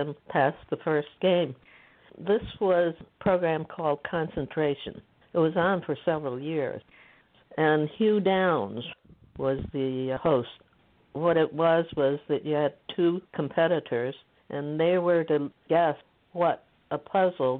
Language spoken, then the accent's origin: English; United States; also born or lived in Beijing, China; having grown up in this country as an Asian